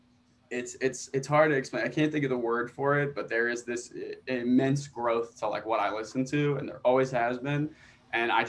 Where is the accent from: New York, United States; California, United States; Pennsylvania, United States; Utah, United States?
New York, United States; Long Island; born or raised there